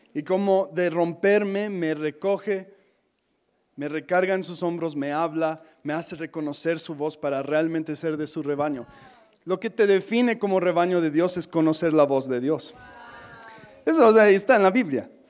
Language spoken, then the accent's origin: Spanish; United States; Spanish is a second language; moved away; soy gringo